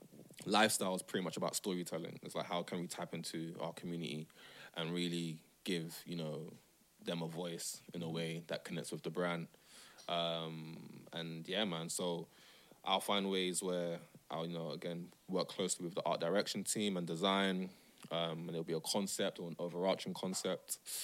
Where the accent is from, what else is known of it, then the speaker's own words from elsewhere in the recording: Nigeria; also born or lived in Amsterdam; now in London, United Kingdom; Amsterdam plays into that. Living in London plays into that. You know, being a Muslim plays into that. Being Nigerian plays into that.